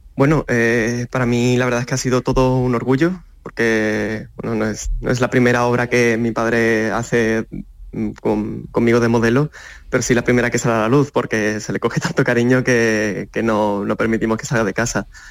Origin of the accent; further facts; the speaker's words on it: Seville, Andalusia, Spain; formar parte de, de la cultura sevillana. Yo le tengo muchísimo cariño eh, a, mi tierra y a, mi gente y mi cultura